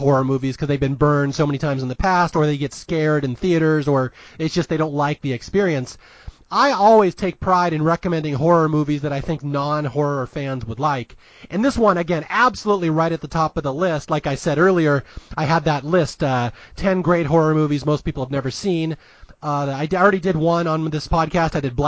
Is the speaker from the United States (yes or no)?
yes; Seattle, Washington, United States; I am from Seattle, Washington, a proud Northwesterner